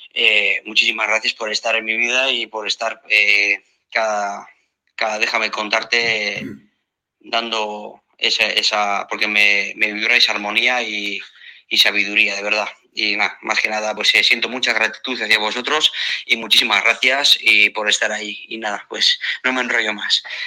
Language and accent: Spanish; Bermeo, Basque Country, Spain; soy Bermeo